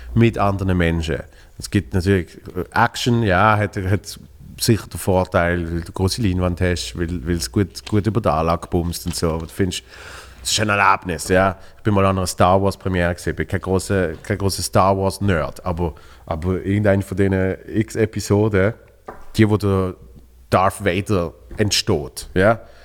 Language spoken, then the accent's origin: German; Basel, Basel-Stadt, Switzerland; wir sind zwar beide äh, äh von Basel.